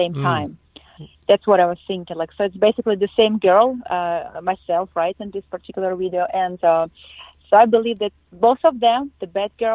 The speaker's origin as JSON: {"language": "English", "region": "Siberia", "country": "Russia", "tie": "born or raised there", "also_born_or_lived": "Moscow, Russia / Las Vegas, United States / New York, United States", "moved": "as an adult", "lives_now": "Los Angeles, United States", "said": "I was born in Siberia, Russia, in a very, very small town"}